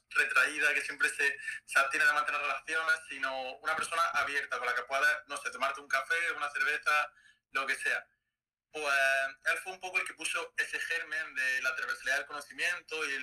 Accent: Almería, Andalusia, Spain; moved away as an adult; also born or lived in Málaga / Stockholm; eh, nací en Almería y, bueno, me mudé a Málaga para estudiar bioquímica.

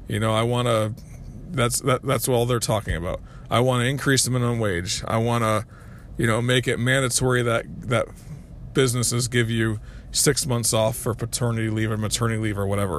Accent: United States; as American people

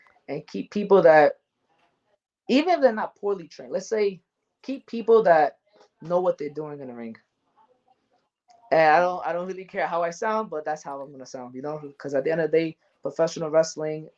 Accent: New York City, New York, United States; I'm born and raised in Coney Island. I was actually born in Coney Island Hospital

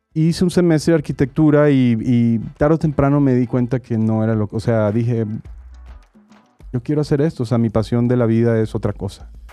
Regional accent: Barranquilla, Atlántico, Colombia; moved away; soy de Barranquilla, Colombia

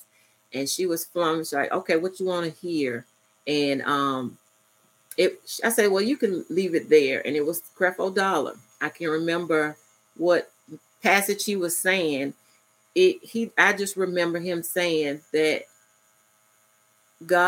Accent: Ocala, Florida, United States; moved away; also born or lived in Albany, Georgia; I'm originally from Ocala, Florida

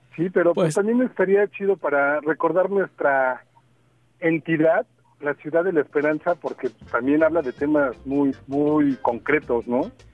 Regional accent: Mexico City, Mexico; DF, nos robaron nuestra identidad

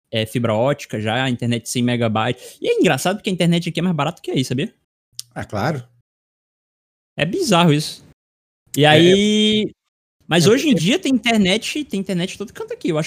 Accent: Irauçuba, Ceará, Brazil; do sotaque que a gente tem aqui na, na minha cidade, cidade de Irauçuba.

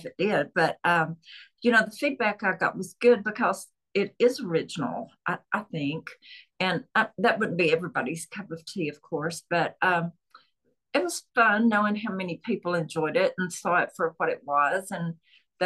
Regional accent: Chattanooga, Tennessee, United States; accent: Southern; I'm from Chattanooga, Tennessee, which is known for trains and the train terminal

